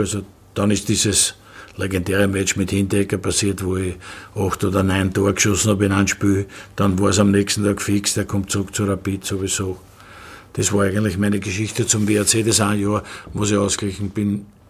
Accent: Vienna, Austria; bin ich ein geborener Wiener

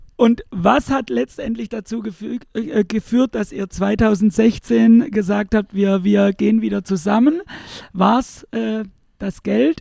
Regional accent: Pforzheim, Baden-Württemberg, Germany; ich selbst komme ja hier aus der Gegend, äh, genauer gesagt um, um, Pforzheim rum

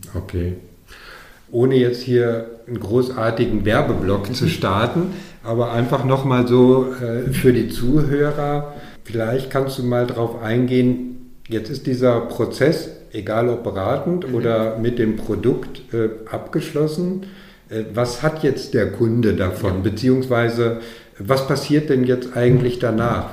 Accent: Dortmund, North Rhine-Westphalia, Germany; moved away; in meine alte Heimat nach Dortmund

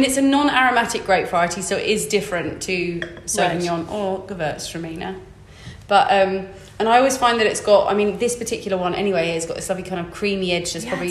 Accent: England, United Kingdom; I'm too English to tell you that I hate this.

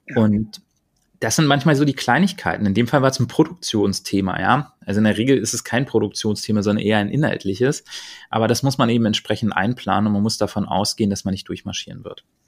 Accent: Berlin, Germany; Ich bin halt Berliner, das werde ich auch immer bleiben.

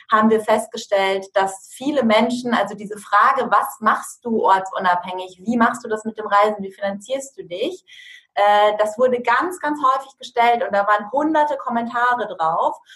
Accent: Lower Saxony, Germany; Ähm, ich komme aus der Nähe von Osnabrück

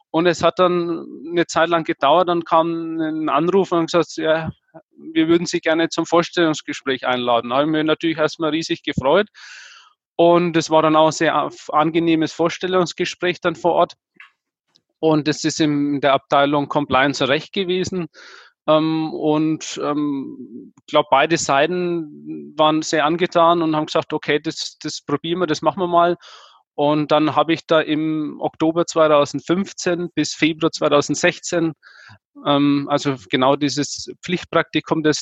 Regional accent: Nuremberg, Bavaria, Germany; Ich war jetzt, bin jetzt eher heimatverbunden. Wie gesagt, deswegen, ich komme aus Nürnberg. Ähm, Hof sind 150 Kilometer entfernt.

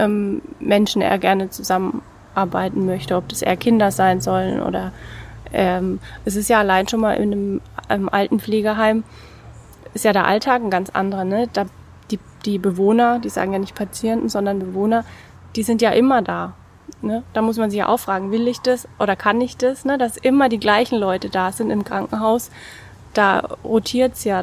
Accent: Bad Kissingen, Bavaria, Germany; moved away as an adult; also born or lived in Baden-Württemberg / Mosbach / Heidelberg; Ich komme aus Bad Kissing, bin auch dort äh, in die Schule gegangen und dort aufgewachsen

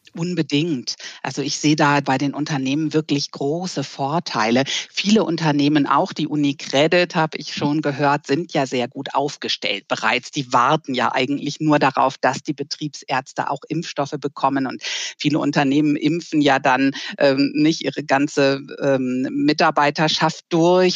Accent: Germany; bei uns in Deutschland

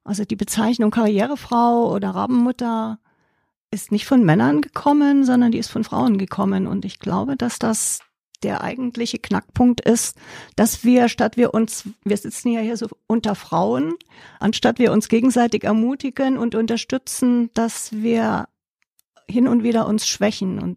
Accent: Germany; moved away as an adult; also born or lived in Allgäu; now in Enzkreis, Germany; Flucht aus der DDR kurz vor dem Mauerfall.

